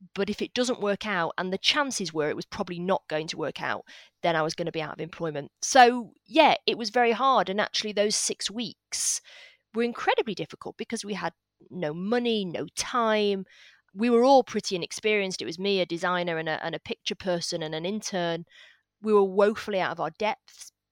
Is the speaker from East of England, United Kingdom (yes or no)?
no; Salford, North West England, United Kingdom; accent: northern; I grew up in Salford in Manchester